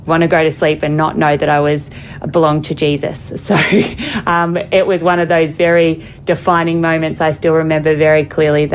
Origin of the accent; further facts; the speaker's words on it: Melbourne, Victoria, Australia; accent: Australian; moved away; also born or lived in Broadmeadows; There's definitely an Aussie accent there, yes. I was born and raised around Melbourne